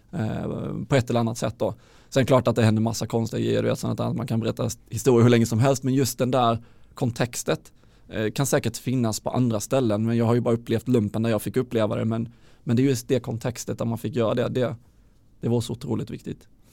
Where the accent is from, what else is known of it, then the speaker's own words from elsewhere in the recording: Halmstad, Halland County, Sweden; moved away as an adult; also born or lived in Luleå; jag är från Halmstad från början